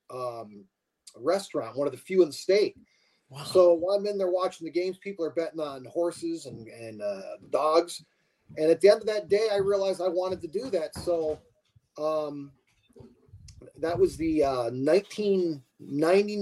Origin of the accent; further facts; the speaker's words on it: Bradford, Pennsylvania, United States; now in Phoenix, United States; I was born in Bradford, PA. I was actually a border child.